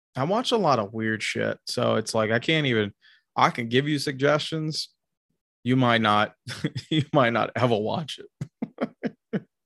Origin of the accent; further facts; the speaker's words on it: Tennessee, United States; I grew up a lot in Tennessee